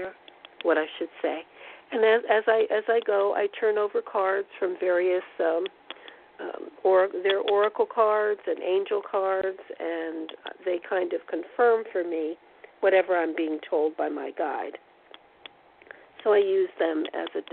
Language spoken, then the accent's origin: English; East Coast, United States; moved away; I'm originally from the East Coast